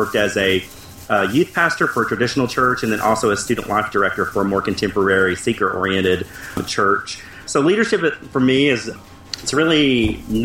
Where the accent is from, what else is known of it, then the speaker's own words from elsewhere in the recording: Appalachia, United States; I grew up in Appalachia, which pretty proud